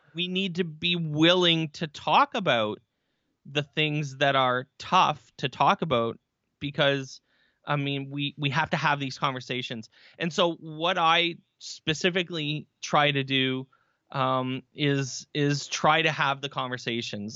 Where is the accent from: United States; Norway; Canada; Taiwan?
Canada; Barrie, Ontario; I am from Barrie, Ontario, Canada